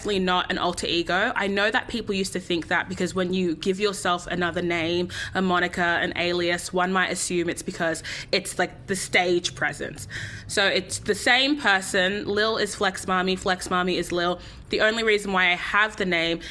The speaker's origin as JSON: {"language": "English", "town": "Sydney", "region": "New South Wales", "country": "Australia", "tie": "born or raised there", "said": "fully born and raised in Sydney."}